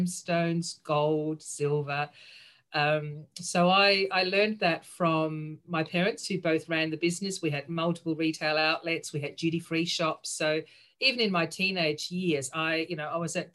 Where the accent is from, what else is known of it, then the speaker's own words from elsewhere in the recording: Austria; moved away; also born or lived in Sydney, Australia; I grew up in Sydney, but then spent most of my childhood overseas. So I actually grew up in Austria.